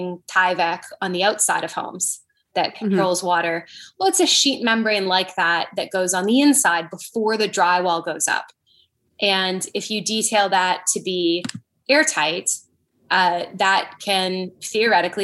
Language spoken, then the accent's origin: English; Canada; moved away; I'm from Canada growing up